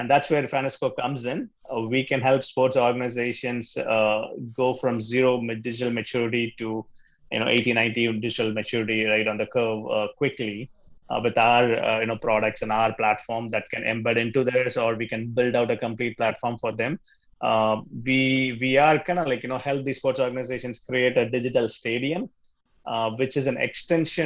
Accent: Chennai, Tamil Nadu, India; first language Tamil; English is a second language; moved away as an adult; now in Chicago, United States; I was born and brought up in India in the southern city called Chennai

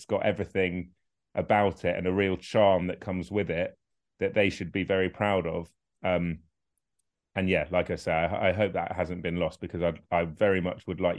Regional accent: Somerset, South West England, United Kingdom; moved away as an adult; now in London, United Kingdom; the happiest years of my life were, without a shadow of a doubt, growing up in Somerset with my mates. That involved playing rugby for Somerton, playing cricket for Kingston, going to watch football at Huish.

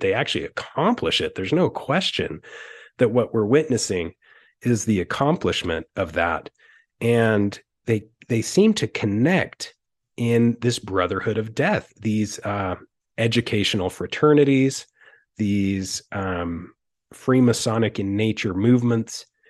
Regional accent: Utah, United States; living in Utah and growing up in Utah

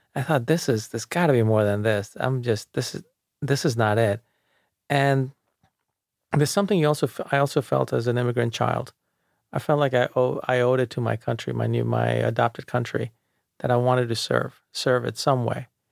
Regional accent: New York City, New York, United States; also born or lived in India; I grew up outside of the city in Jamaica, Queens

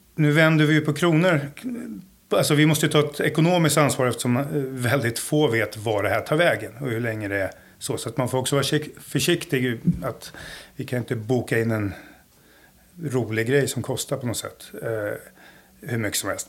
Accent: Stockholm, Stockholm County, Sweden; moved away as an adult; now in Jönköping, Sweden; Jag är ju från Stockholm från början. En förort, Jakobsberg, Söderhöjden.

